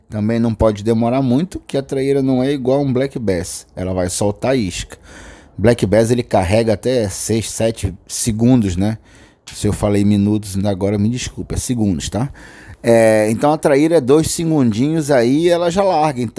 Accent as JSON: {"language": "Portuguese", "town": "Belém", "region": "Pará", "country": "Brazil", "tie": "born or raised there", "said": "Principalmente eu que moro na Amazônia, né? Nasci aqui em Belém do Pará e pesco com meu pai desde os 12 anos de idade acampando pela Amazônia."}